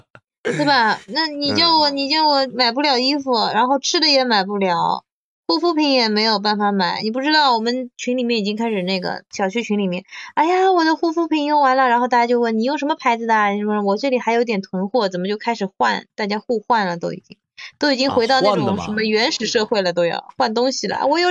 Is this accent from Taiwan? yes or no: no; Shanghai, China; 作为上海人，